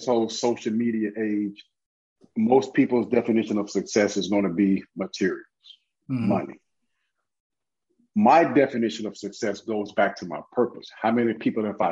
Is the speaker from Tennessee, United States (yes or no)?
yes; Memphis, Tennessee, United States; moved away; Born and raised in Memphis, Tennessee